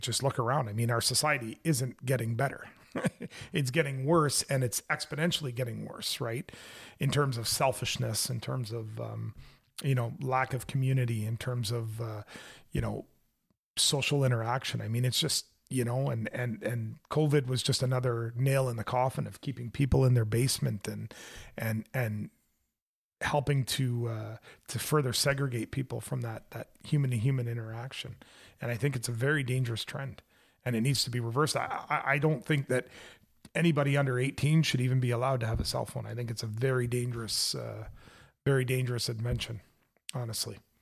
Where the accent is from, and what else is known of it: Canada; also born or lived in Hawkesbury, Ontario